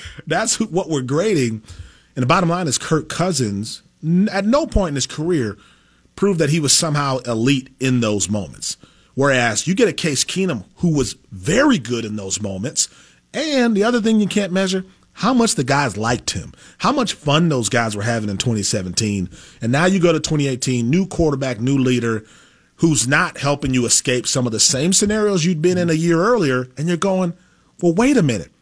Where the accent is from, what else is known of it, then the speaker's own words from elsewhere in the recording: Packer land, Wisconsin, United States; moved away; growing up in Packer land